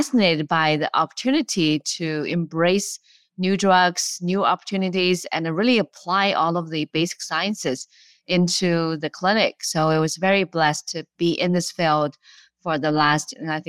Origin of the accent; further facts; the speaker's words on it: China; English is a second language; moved away as an adult; now in United States; Long path. I came from China many years ago. I graduated from medical school there and went to a graduate school in Beijing